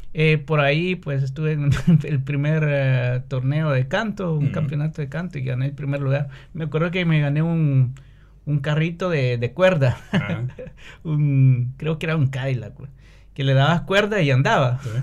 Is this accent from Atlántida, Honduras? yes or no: no; San Pedro Sula, Cortés, Honduras; moved away as an adult; also born or lived in Brazil; now in Finland; soy de San Pedro Sula, mm. que es la segunda mayor ciudad de Honduras.